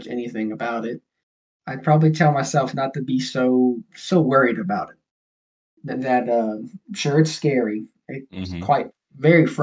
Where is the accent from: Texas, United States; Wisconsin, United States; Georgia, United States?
Georgia, United States; also born or lived in Mobile, Alabama; I was raised in Georgia